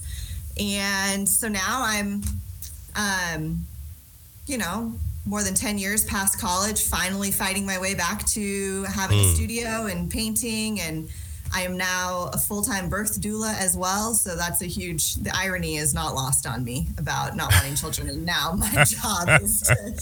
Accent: Phoenix, Arizona, United States; moved away as an adult; also born or lived in Santa Barbara; now in Denver, United States; I was born and raised in Phoenix, Arizona

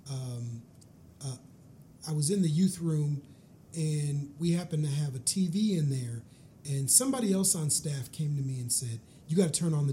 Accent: Minneapolis, Minnesota, United States; growing up in Minneapolis, I experienced Minneapolis uh, especially on the south side where I grew up, uh, but also the north side where I ended up going to high school

